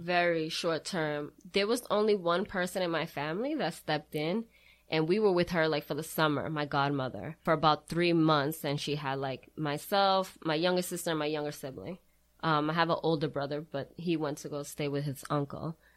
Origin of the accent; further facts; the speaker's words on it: Brockton, Massachusetts, United States; I am originally born and raised in Brockton.